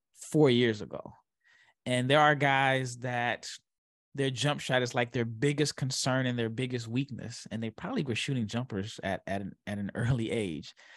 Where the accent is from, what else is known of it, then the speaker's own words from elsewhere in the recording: Omaha, Nebraska, United States; I'm from Omaha, Nebraska. I was born and raised.